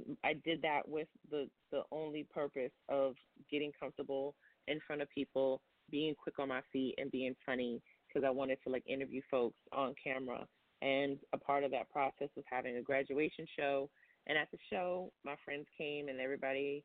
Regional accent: New York City, New York, United States; I'm from Brooklyn, New York

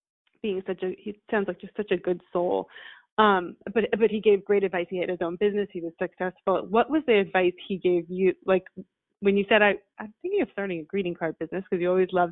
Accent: New York, United States; I'm a New Yorker.

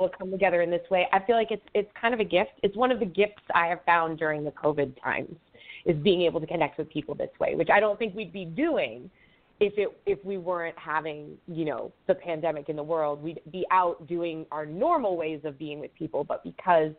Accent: Long Island, New York, United States; moved away as an adult; now in New Hampshire, United States; I was born and raised on Long Island

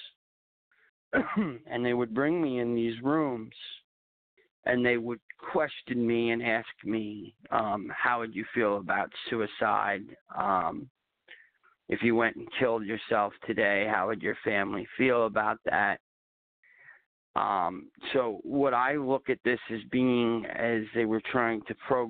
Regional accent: Long Island, New York, United States; also born or lived in Clearwater, Florida; now in Simpsonville, United States; we had moved to New York when I was 1 year old.

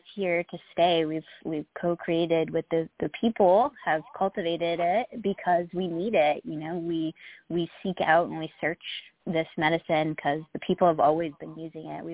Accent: Massachusetts, United States; I grew up in Massachusetts

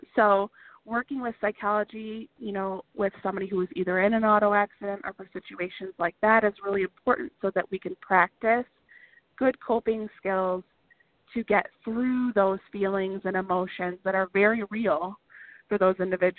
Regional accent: Michigan, United States; We're from Michigan, so we have snow just like you do in Minnesota.

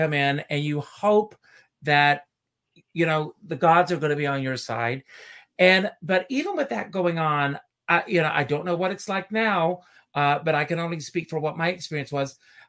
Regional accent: Myrtle Beach, South Carolina, United States; moved away; I grew up in Myrtle Beach, South Carolina, and I worked in an amusement park.

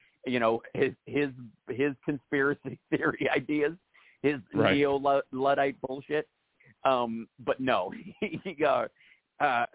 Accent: Kentucky, United States; I grew up in Kentucky.

